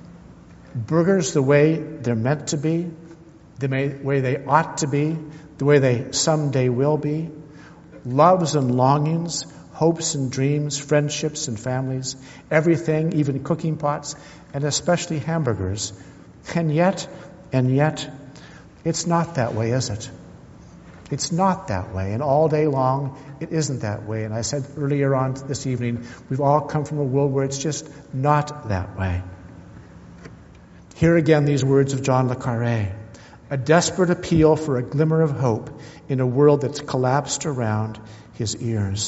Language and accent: English; California, United States; I grew up in California